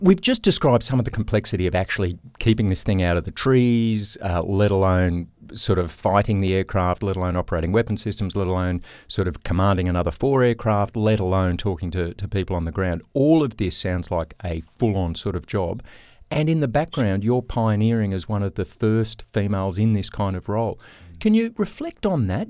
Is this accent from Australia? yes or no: yes; Australia; growing up in Australia